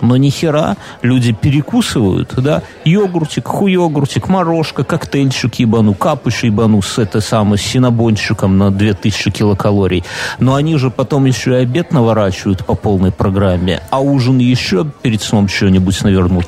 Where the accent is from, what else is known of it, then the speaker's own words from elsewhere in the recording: Belarus; я, как белорус